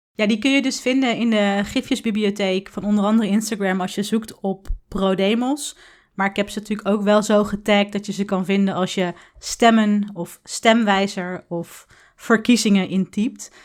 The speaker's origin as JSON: {"language": "Dutch", "town": "Tiel", "region": "Gelderland", "country": "Netherlands", "tie": "born or raised there", "said": "met mijn ouders in Tiel, waar ik ben opgegroeid"}